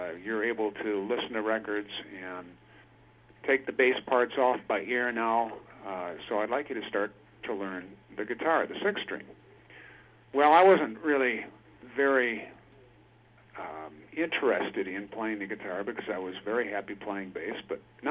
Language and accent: English; Milwaukee, Wisconsin, United States; moved away as an adult; now in Washington State, United States; I spent probably most of my life in Wisconsin, southeast Wisconsin, Milwaukee area